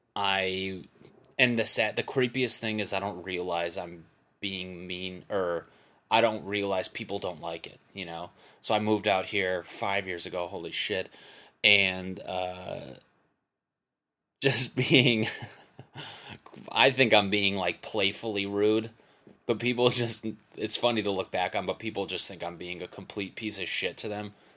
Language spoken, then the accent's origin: English; Connecticut, United States; moved away; I'm from Connecticut